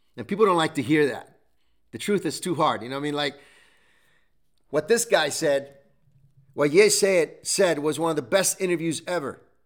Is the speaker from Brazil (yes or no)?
no; Italy; English is a second language; moved away; Growing up in Italy as well, we lost everything